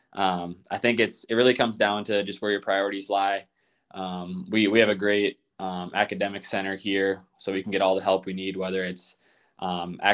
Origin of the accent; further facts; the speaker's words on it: Goodhue, Minnesota, United States; I'm from Minnesota, Goodyear, Minnesota. It's a small town in southeastern Minnesota